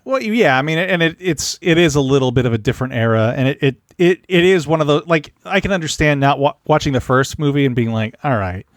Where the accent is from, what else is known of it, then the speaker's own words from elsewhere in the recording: San Antonio, Texas, United States; I'm from San Antonio